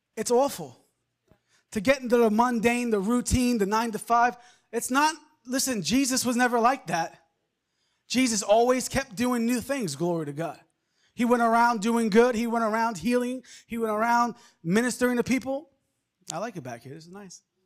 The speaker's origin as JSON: {"language": "English", "area": "Long Island", "region": "New York", "country": "United States", "tie": "born or raised there", "moved": "yes", "said": "I, I grew up in Long Island, New York."}